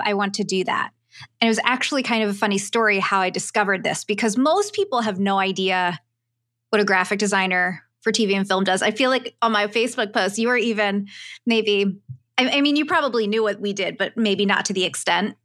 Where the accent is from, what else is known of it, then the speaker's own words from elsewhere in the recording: Philadelphia, Pennsylvania, United States; moved away; back at home, I'm from Philly, three thousand miles away